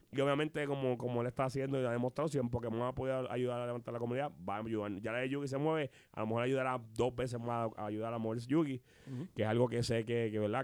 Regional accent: Puerto Rico; somos puertorriqueños

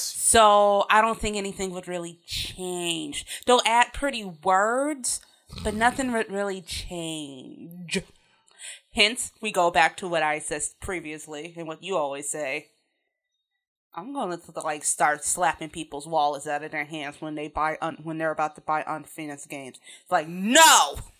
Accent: Chicago, Illinois, United States; I grew up in Chicago

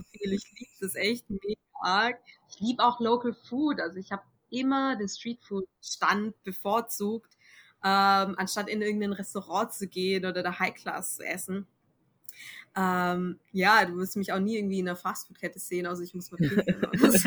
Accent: Germany; bei uns in Deutschland

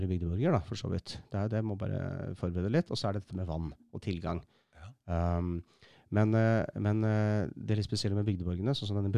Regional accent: Eastern Norway, Norway; For jeg, jeg er fra Østlandet med, med slekta mi og, og, har seilt mye.

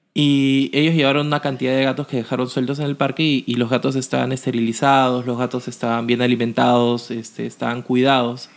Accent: Lima, Peru; como peruanos, como limeños

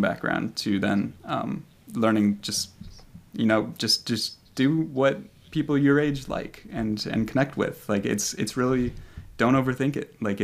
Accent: Chicago, Illinois, United States; I came back to Chicago and started looking for that position here, just kind of in my hometown

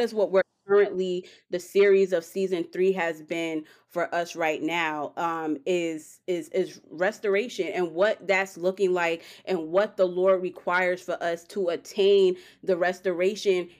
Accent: New York, United States; I'm from New York

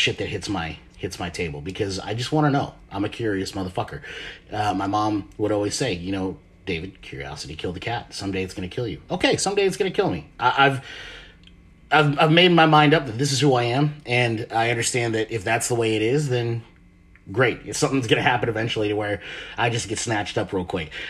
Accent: Marshall Islands; born there; I'm a Pacific Islander. I was born in the Marshall Islands, which is a part of uh, Greater Micronesia, which is out in the South Pacific Ocean.

